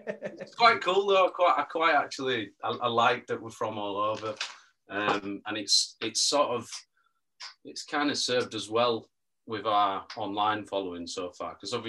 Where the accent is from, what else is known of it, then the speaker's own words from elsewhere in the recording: Leeds, Yorkshire and the Humber, United Kingdom; moved away as an adult; now in London, United Kingdom; As you can tell, this is not an East London accent. I'm from Leeds originally. Mm-hmm. So I'm Leeds born and bred. I've just lived in London last few years.